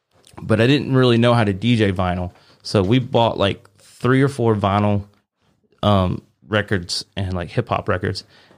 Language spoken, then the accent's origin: English; Arkansas, United States; I was from Arkansas, small town Arkansas.